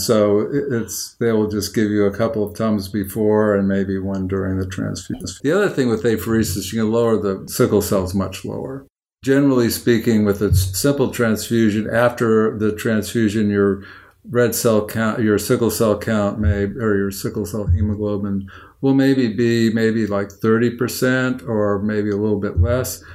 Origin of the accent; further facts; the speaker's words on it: Oakland, California, United States; I'm from Oakland